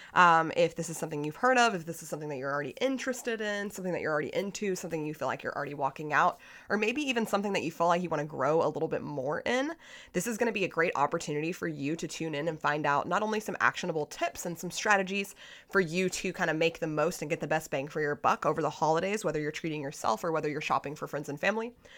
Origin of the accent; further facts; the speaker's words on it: United States; as an American